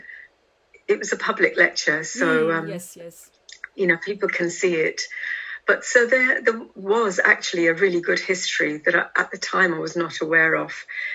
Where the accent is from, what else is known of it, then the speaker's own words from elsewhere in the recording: India; now in London, United Kingdom; You know, trying to assert myself as an Indian wasn't really on my mind.